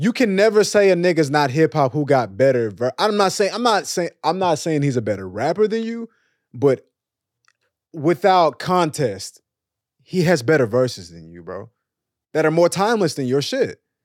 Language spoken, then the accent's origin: English; Dallas, Texas, United States; I'm from Dallas, we both from Texas